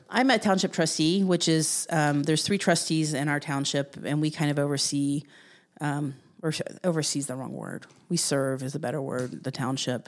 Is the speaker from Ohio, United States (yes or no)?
yes; Jackson, Ohio, United States; also born or lived in Columbus, Ohio; now in Delaware, Ohio, United States; I grew up in Southern Ohio in Jackson County